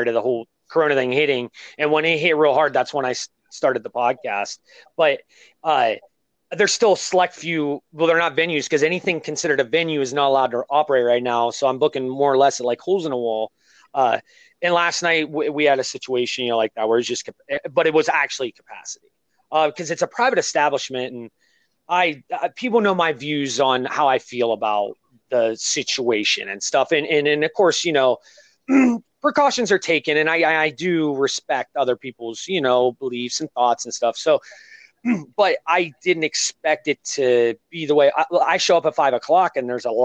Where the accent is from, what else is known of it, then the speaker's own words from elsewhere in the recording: Ohio, United States; I'm from Ohio